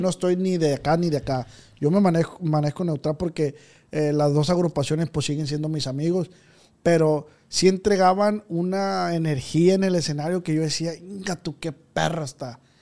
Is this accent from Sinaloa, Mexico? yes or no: yes; Culiacán, Sinaloa, Mexico; Yo soy de Culiacán, de aquí de Tierra Blanca.